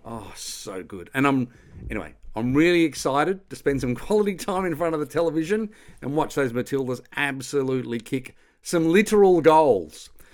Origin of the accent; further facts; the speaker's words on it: Australia; I'm Australian